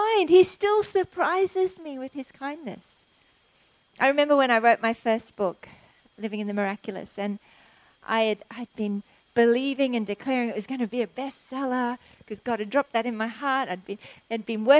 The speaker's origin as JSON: {"language": "English", "country": "Australia", "said": "as an Aussie"}